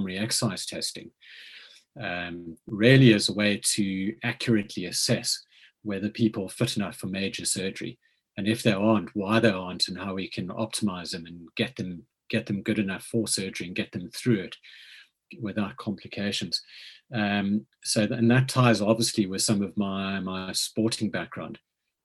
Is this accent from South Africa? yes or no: yes; South Africa; moved away as an adult; also born or lived in Cape Town / Lancashire; now in United Kingdom; as you can probably tell from the accent, I grew up in South Africa